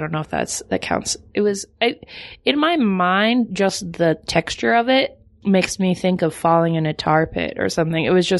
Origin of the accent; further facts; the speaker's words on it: Kentucky, United States; moved away; also born or lived in Boston; I grew up in Kentucky and then Boston.